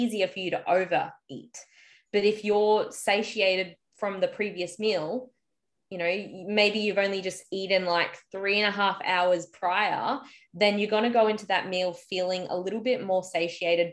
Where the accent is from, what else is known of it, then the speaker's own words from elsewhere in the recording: Australia; I'm just Aussie